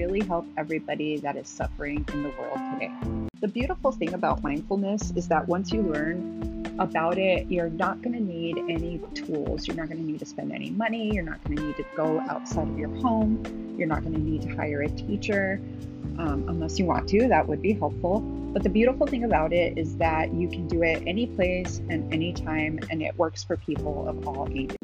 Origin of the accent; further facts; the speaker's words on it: Las Cruces, New Mexico, United States; now in Phoenix, United States; I grew up in Las Cruces, New Mexico, a city with a much smaller population, but with a similar reputation